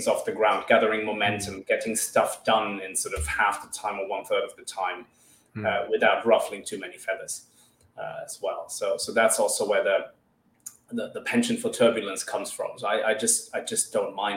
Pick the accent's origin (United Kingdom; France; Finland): Finland; also born or lived in Madagascar; I'm originally from Madagascar with a German father, and I grew up in Finland.